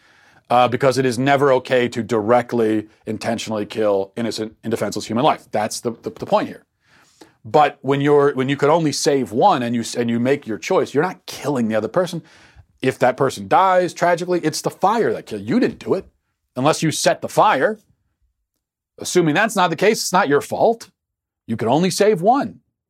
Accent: Philadelphia, Pennsylvania, United States; But I'm from Philadelphia.

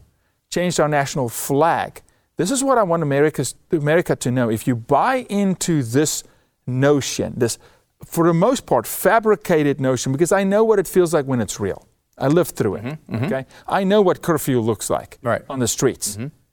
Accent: South Africa; moved away as an adult; I was born and raised in South Africa, first 27 years of my life, raised by a single mother, two siblings.

